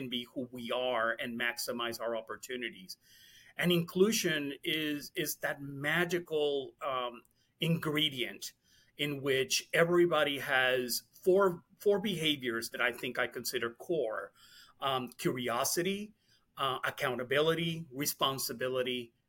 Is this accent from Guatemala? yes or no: no; Puerto Rico; I was born and raised in Puerto Rico